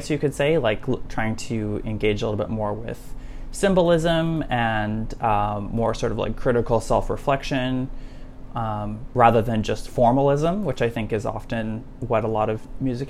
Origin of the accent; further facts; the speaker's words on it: Saskatoon, Saskatchewan, Canada; moved away as an adult; also born or lived in Montreal; I grew up in Saskatoon